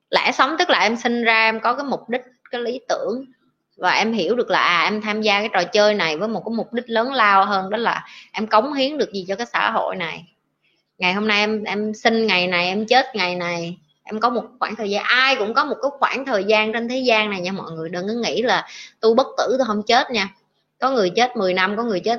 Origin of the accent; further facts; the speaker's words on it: Tam Kỳ, Quang Nam, Vietnam; born there; anh ở ngay chợ tâm kỳ luôn vì sinh ở tâm kỳ nên anh hiểu anh nghe giọng em rất thân thương